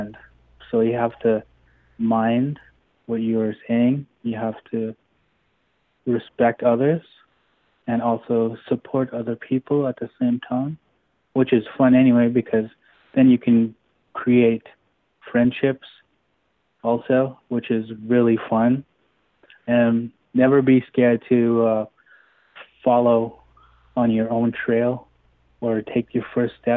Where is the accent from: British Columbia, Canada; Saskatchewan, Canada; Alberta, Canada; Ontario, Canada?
Saskatchewan, Canada; Onion Lake; I'm from Onion Lake, Saskatchewan